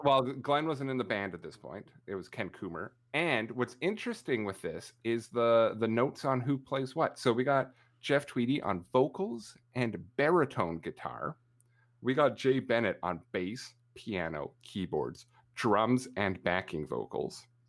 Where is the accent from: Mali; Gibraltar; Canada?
Canada; obnoxiously Canadian